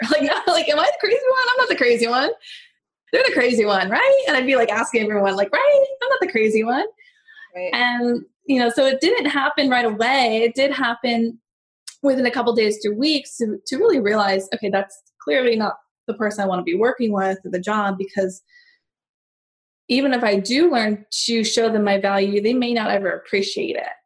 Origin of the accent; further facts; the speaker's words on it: San Diego, California, United States; moved away as an adult; also born or lived in Los Angeles; I'm from San Diego, like I said. So I was working my booty off to get back to San Diego. That's where my family is